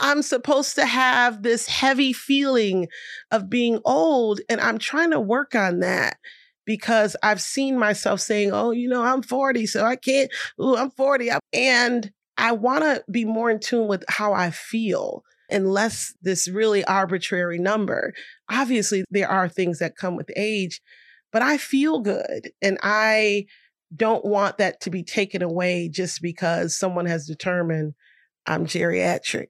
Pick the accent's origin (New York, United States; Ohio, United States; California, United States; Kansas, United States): New York, United States; Rochester; I have, like, the best community in Rochester, New York